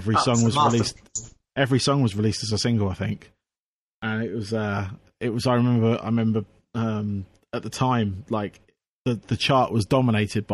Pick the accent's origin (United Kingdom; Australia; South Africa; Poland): United Kingdom; Aldershot, South East England; also born or lived in Surrey / Farnham; now in Camberley, United Kingdom; I was born in Aldershot